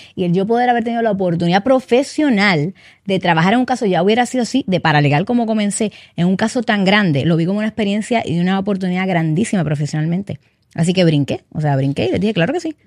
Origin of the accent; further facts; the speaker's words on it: Carolina, Puerto Rico; soy nacida aquí, criada en Puerto Rico. Eh, Carolina, en Carolina fue que, bueno, en Carolina vivía